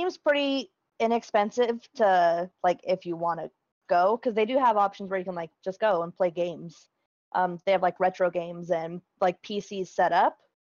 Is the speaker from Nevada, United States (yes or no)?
yes; Las Vegas, Nevada, United States; My hometown of Las Vegas is getting an esports arena.